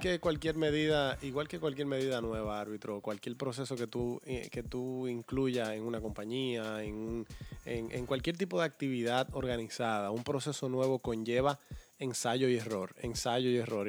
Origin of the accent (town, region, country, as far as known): Dominican Republic